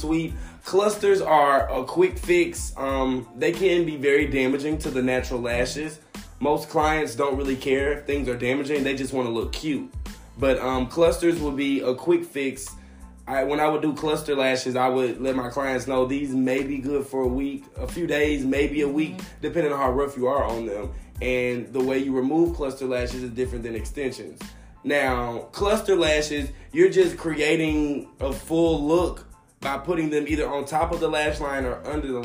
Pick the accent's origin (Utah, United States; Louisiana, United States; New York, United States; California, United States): Louisiana, United States; I'm from Louisiana.